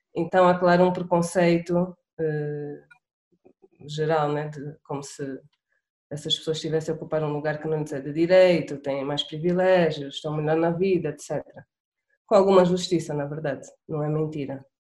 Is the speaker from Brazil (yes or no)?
no; Angola; accent: Angolan; also born or lived in Portugal; sou angolana